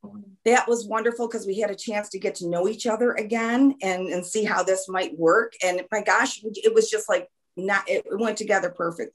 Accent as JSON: {"language": "English", "town": "Lockport", "region": "New York", "country": "United States", "said": "Lockport, New York. I am near Niagara Falls."}